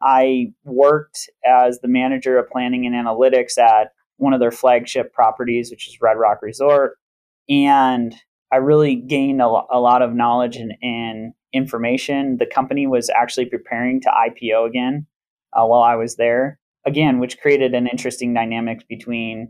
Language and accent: English; Grand Rapids, Michigan, United States; moved away as an adult; also born or lived in Minneapolis, Minnesota; now in Las Vegas, United States; I'm from Grand Rapids, Michigan. I grew up in Grand Rapids, Michigan